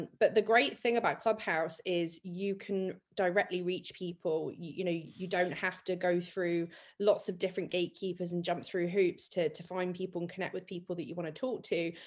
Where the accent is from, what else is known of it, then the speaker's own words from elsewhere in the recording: Dorset, South West England, United Kingdom; I'm from Dorset